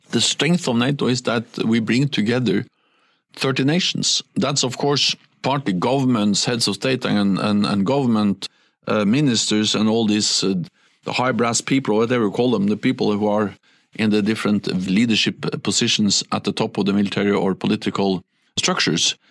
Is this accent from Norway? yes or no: yes; Norway; English is a second language; moved away; When I was a Norwegian prime minister